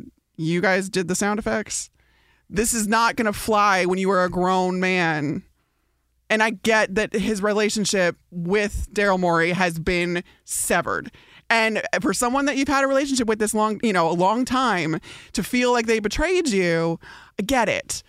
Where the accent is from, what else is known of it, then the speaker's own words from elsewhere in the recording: Illinois, United States; Listen, I grew up outside Chicago. I was a big-time Bears fan growing up.